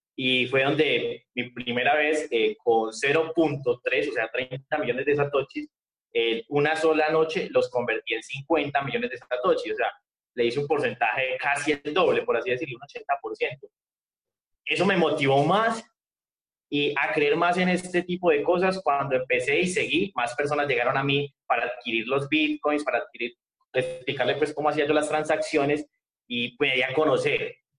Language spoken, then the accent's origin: Spanish; Medellín, Antioquia, Colombia; yo soy de Medellín, Colombia.